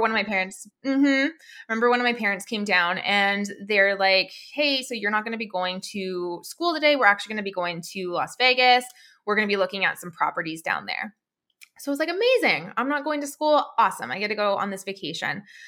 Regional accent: Alberta, Canada; I, I'm from Canada. I grew up in a place, like a province called Alberta.

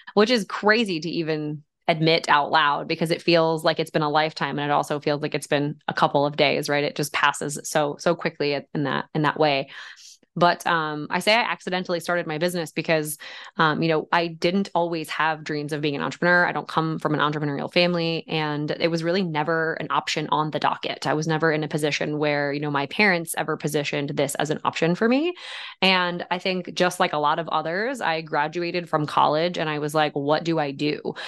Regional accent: West Deptford, New Jersey, United States; also born or lived in Somers Point, New Jersey; now in Pocono Mountains, United States; I was born in Summers Point, New Jersey, and grew up just about an hour and twenty minutes west in West Upford, New Jersey, just outside of Philadelphia

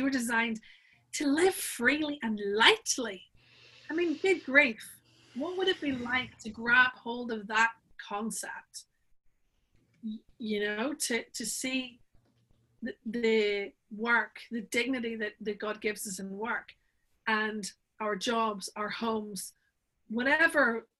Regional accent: Northern Ireland, United Kingdom; So I live in Northern Ireland. I'm from Northern Ireland. That's what the remnants of the accent are.

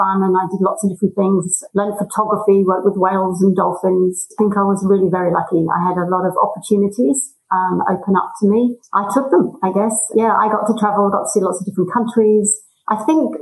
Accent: England, United Kingdom; moved away as an adult; now in Australia; I come from England

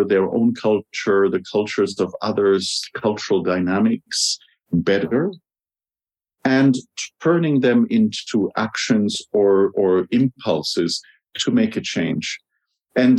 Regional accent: Germany; English is a second language; I'm from Germany. I grew up in Germany

